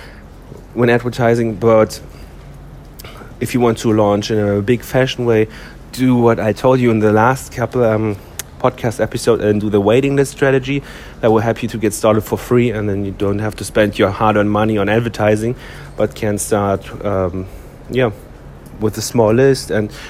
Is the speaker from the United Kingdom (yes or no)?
no; Germany; my home country is Germany